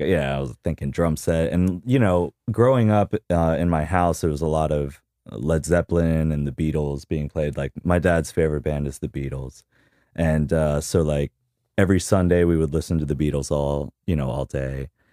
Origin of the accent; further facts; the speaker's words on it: Key West, Florida, United States; I grew up in Key West